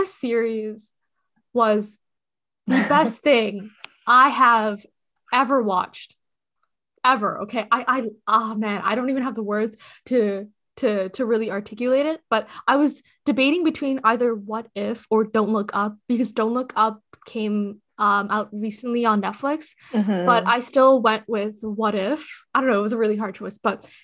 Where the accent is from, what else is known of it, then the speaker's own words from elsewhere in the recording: Nepal; I am from Nepal. I was born there.